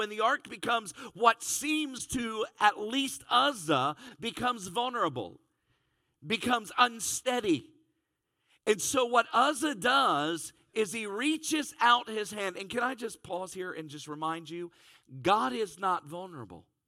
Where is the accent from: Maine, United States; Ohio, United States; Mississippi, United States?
Ohio, United States; Cincinnati; I'm from Cincinnati